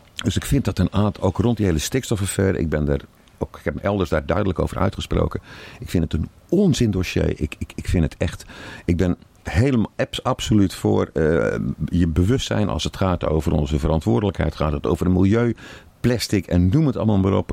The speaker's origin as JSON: {"language": "Dutch", "region": "Zeeland", "country": "Netherlands", "said": "ik kom uit Zeeland"}